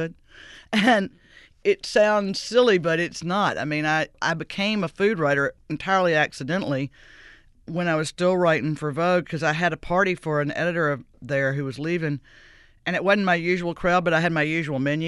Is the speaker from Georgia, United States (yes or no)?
no; Greenville, Mississippi, United States; also born or lived in New York City / Washington; now in New Orleans, United States; Greenville, Mississippi, my hometown